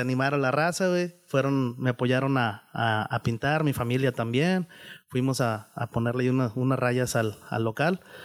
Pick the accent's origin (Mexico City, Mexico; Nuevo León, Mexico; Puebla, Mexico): Nuevo León, Mexico; San Rafael; me crié ahí en, en San Rafa, ahí en la secundaria 46, ahí en San Rafael